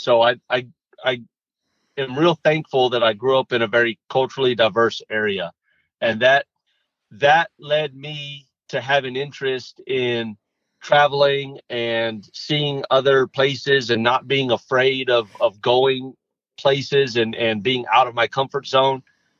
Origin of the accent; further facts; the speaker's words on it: Los Fresnos, Texas, United States; also born or lived in Brownsville, Texas / Wyoming; I was born and raised down in the Rio Grande Valley. I was born in Brownsville, and I grew up in a small town called Los Fresnos, which is about 10 miles or so from South Padre Island and about 10 miles or so from the Mexican border with Matamoros.